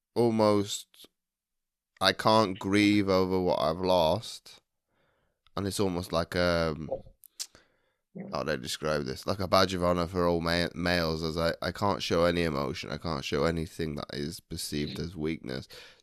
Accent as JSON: {"language": "English", "country": "United Kingdom", "said": "And obviously, gosh, with both of us being British and you being a Londoner"}